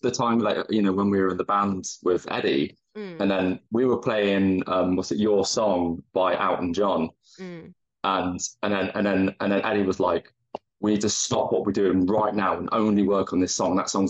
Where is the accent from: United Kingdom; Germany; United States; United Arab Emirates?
United Kingdom; you tend to lean in, as a British person, you lean into the skid